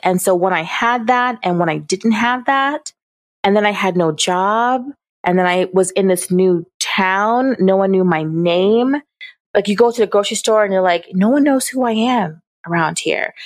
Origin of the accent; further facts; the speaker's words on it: Jamaica; I'm Jamaican